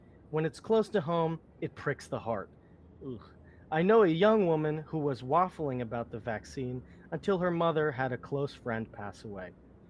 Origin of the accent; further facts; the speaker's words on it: Alabama, United States; but I grew up in Alabama.